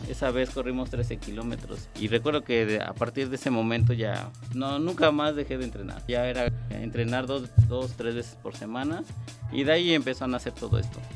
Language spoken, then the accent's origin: Spanish; Mexico City, Mexico; Yo nací en la Ciudad de México el 15 de mayo de 1985